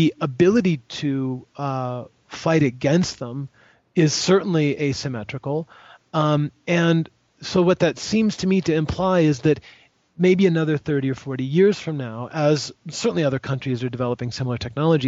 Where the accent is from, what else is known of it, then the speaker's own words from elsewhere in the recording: United States; I'm an American